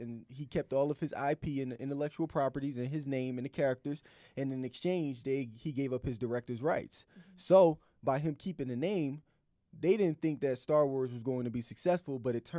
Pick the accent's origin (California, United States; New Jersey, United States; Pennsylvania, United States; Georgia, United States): Pennsylvania, United States; Philadelphia; I'm from Philly, so.